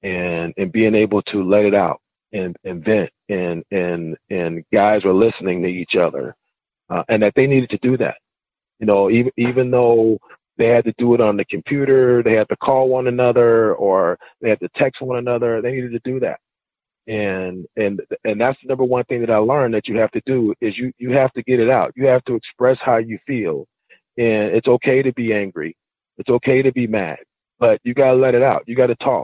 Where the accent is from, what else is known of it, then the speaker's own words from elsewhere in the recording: Richmond, California, United States; moved away; I'm from Richmond, California, and, you know, the Black Panthers were real big. You know, in my community as a, you know, as a child